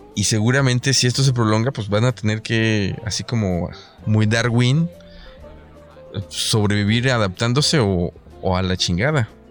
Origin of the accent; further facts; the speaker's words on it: Mexico; estamos en México